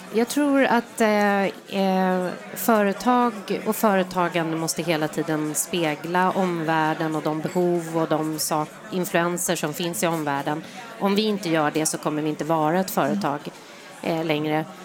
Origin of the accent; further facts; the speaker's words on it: Sweden; jag är stolt över att jag är svensk